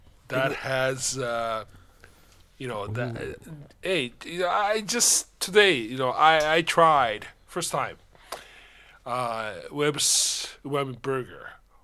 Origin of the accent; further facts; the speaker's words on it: Tokyo, Japan; first language Japanese; English is a second language; moved away; I'm Japanese native and I was born in Japan, Tokyo, right? Raised up there. And my Japanese is okay still, right?